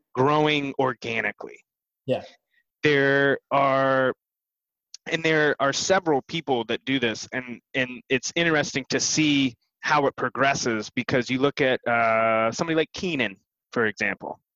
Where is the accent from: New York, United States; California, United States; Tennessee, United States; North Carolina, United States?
Tennessee, United States; Bristol; I was born in Bristol, Tennessee